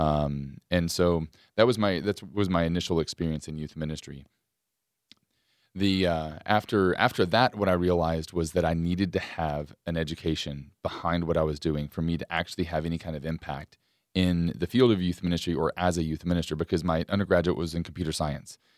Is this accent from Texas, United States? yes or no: yes; Lewisville, Texas, United States; moved away as an adult; now in Bryan-College Station, United States; I went to Louisville, Texas, back to my hometown